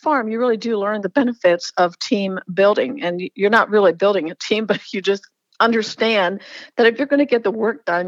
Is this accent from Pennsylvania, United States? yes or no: yes; Lancaster, Pennsylvania, United States; I grew up in the Amish culture in Lancaster, Pennsylvania.